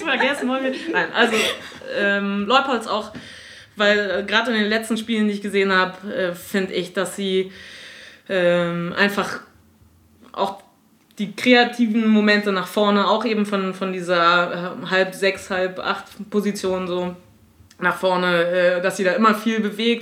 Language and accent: German; Potsdam, Brandenburg, Germany; ich bin eine gebürtige Potsdamerin